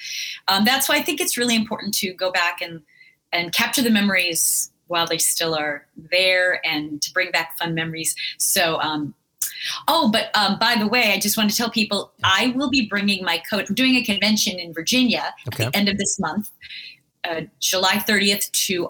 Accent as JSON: {"language": "English", "country": "France", "moved": "yes", "said": "I was from France"}